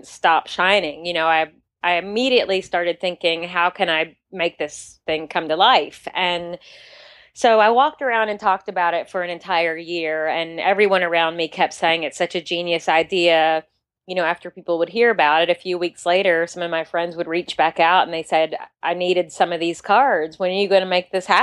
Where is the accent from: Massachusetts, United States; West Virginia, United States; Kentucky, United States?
Kentucky, United States; moved away; also born or lived in New York City; I'm from Kentucky, and I was practicing architecture in New York City for 15 years.